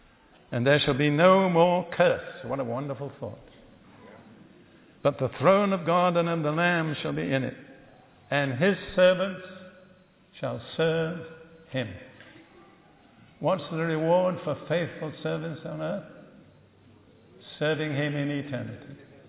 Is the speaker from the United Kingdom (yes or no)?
yes; United Kingdom; Remember, I'm as British as you are.